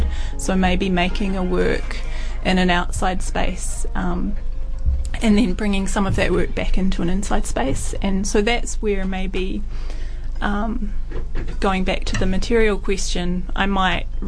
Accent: South Island, New Zealand; when I was a teenager. You know, growing up in the South Island

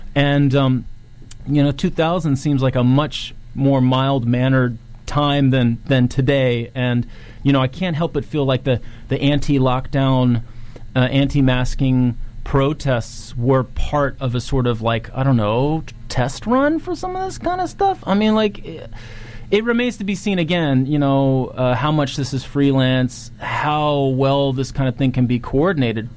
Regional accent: Virginia, United States; Virginia is now so that's my my home state

